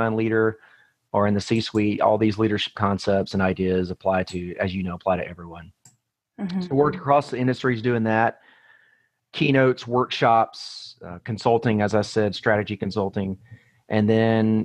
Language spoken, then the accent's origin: English; Atlanta, Georgia, United States; moved away as an adult; also born or lived in Colorado Springs, Colorado; I was actually born and raised in the Atlanta, Georgia area, but I moved away when I graduated high school.